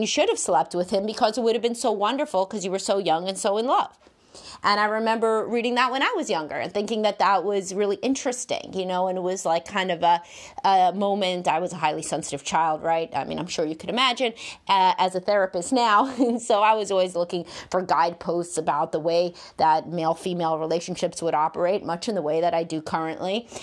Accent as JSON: {"language": "English", "town": "New York City", "region": "New York", "country": "United States", "tie": "born or raised there", "said": "I grew up in Brooklyn"}